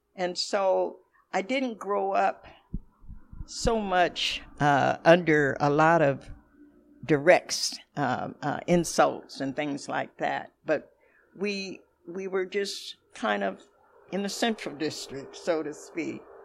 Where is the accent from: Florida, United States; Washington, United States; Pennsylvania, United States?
Washington, United States; Seattle; now in Renton, United States; I was born and raised here in Seattle, Washington